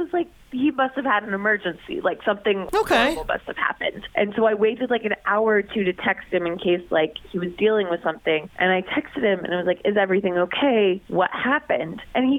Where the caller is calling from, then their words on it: Fairborn, Ohio, United States; I'm calling from Fairborn.